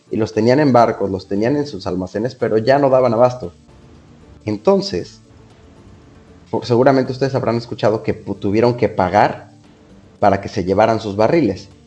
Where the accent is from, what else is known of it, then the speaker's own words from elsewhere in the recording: Veracruz, Mexico; porque yo soy de acá de Veracruz, tenemos nuestros mariscos.